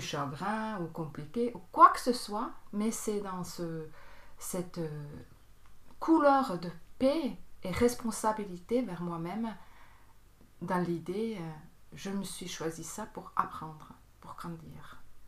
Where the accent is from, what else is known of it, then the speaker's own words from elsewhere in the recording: Bern, Switzerland; moved away; also born or lived in Tarn, France; Je viens de Berne, c'est en Suisse. J'ai grandi euh, aussi à Berne